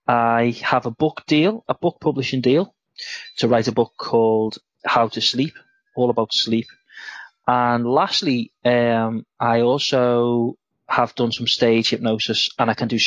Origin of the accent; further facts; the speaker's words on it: Liverpool, North West England, United Kingdom; I am from Liverpool in England.